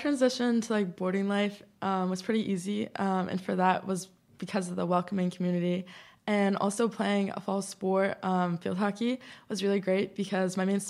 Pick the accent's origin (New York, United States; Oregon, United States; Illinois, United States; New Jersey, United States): New Jersey, United States; moved away; I'm from New Jersey and I live in Richmond.